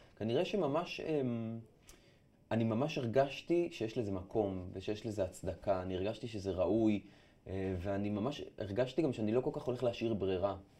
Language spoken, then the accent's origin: Hebrew; Afula, Northern District, Israel; moved away as an adult; now in Tel Aviv, Israel; עברתי מעפולה לתל אביב.